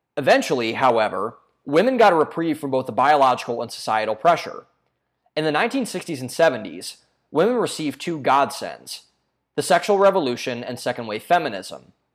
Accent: Ohio, United States; my home state of Ohio

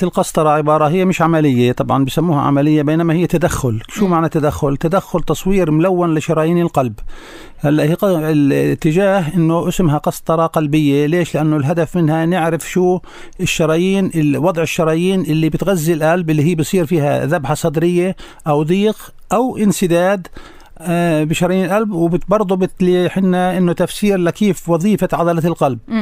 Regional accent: Hebron, Palestine; عندنا بالخليل

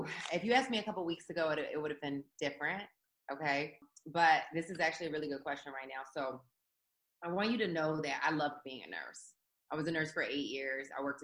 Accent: Philadelphia, Pennsylvania, United States; I grew up in South Philadelphia

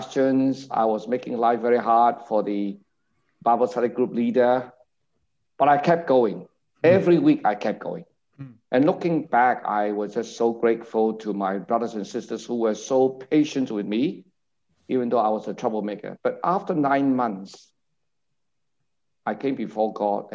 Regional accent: Hong Kong; now in Singapore; I grew up in Hong Kong. I was born in Hong Kong

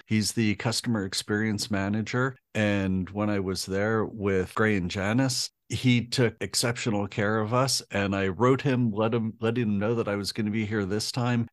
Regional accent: United States; being an American

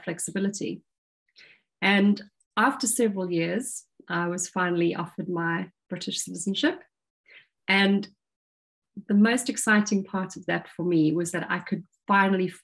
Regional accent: Durban, KwaZulu-Natal, South Africa; moved away as an adult; also born or lived in London, United Kingdom; now in South coast of England, United Kingdom; I was born in South Africa, in Durban, grew up in the apartheid era, and left for the UK back in 1999

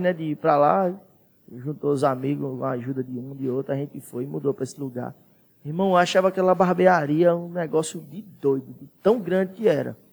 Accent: Santana do Sobrado, Bahia, Brazil; moved away as an adult; now in Petrolina, Brazil; eu saí de Santana

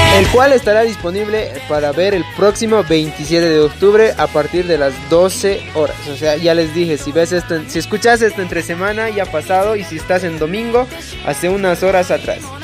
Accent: Bolivia; soy bien boliviano

